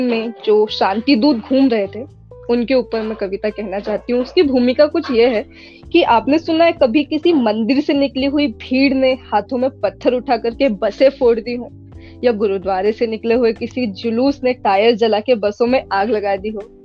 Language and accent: Hindi; Omkareshwar, Madhya Pradesh, India; also born or lived in Jamshedpur, Jharkhand; मैं मूलतः रहने वाली ओंकारेश्वर से हूँ मध्य प्रदेश में ओंकारेश्वर पड़ता है